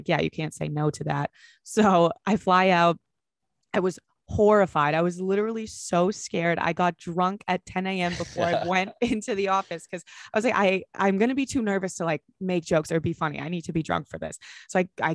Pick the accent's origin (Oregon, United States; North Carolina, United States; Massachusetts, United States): Massachusetts, United States; Boston; I'm from Boston.